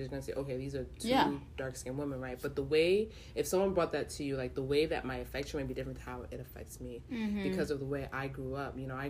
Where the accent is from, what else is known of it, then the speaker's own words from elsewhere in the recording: Nigeria; and I grew up in Nigeria in my formative years, right?